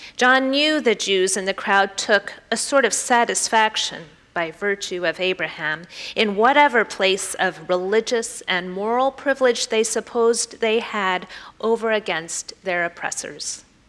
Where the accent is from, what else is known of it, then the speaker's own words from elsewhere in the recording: the Bible Belt, United States; I grew up in the Bible Belt